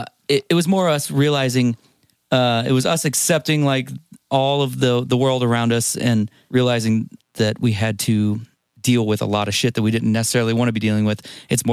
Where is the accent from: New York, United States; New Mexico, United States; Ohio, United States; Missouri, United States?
Missouri, United States; St. Louis; moved away; also born or lived in California; growing up in St. Louis and all of our friends, because we'd moved away and we lived in California at the time.